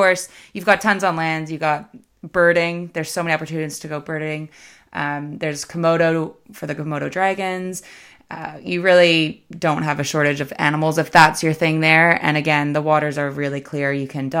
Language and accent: English; Canada; as a Canadian